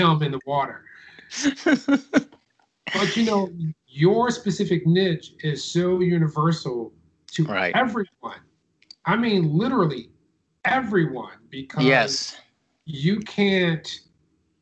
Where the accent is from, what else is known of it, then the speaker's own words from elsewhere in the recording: Detroit, Michigan, United States; I grew up in Detroit